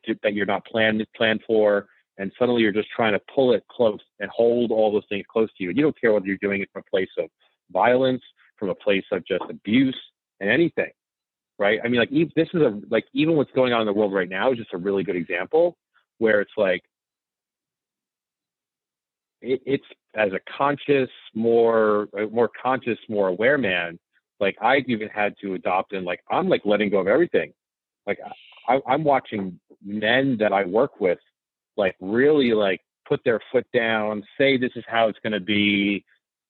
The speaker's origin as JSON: {"language": "English", "town": "New York City", "region": "New York", "country": "United States"}